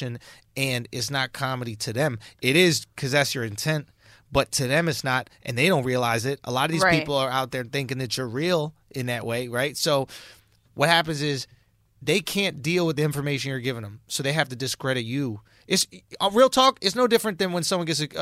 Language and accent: English; New York City, New York, United States; growing up in New York City, growing up in Manhattan, going to public school